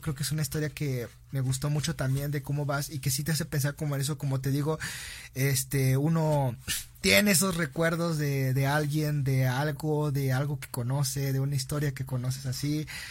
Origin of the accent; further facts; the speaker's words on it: Mexico; moved away; como mexicanos